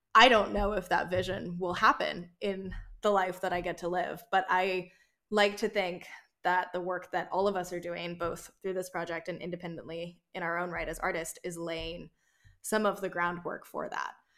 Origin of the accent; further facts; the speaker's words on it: North Carolina, United States; moved away; I grew up half in North Carolina and half in South Carolina, and the North Carolina that I've moved back to as an adult